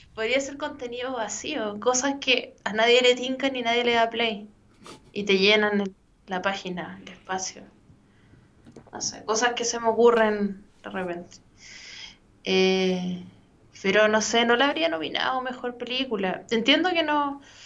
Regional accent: Chile; accent: Chilean

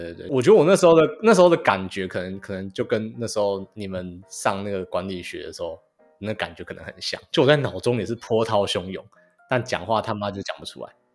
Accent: Taiwan; moved away as an adult; also born or lived in Sweden; now in United States; 口音的话，我其实觉得台湾人都还好，没有什么很认真的口音。

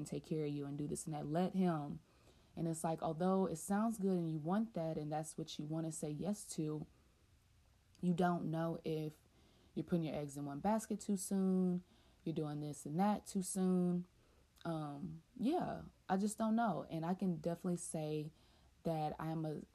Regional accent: the South, United States; I'm from the South, born and raised, and never lived anywhere else

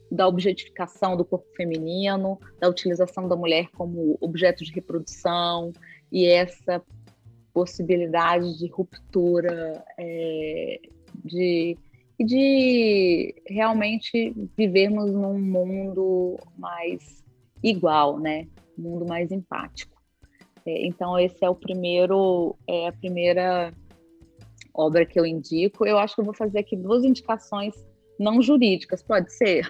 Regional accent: Brazil; nós como brasileiros

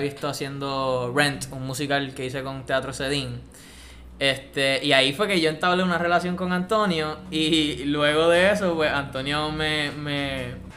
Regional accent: Puerto Rico; escucho trap y reggaetón de Puerto Rico porque soy boricua

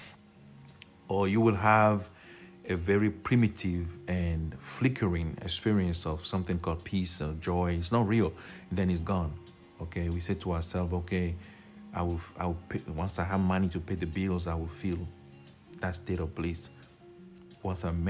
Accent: Togo; I'm from Togo, West Africa.

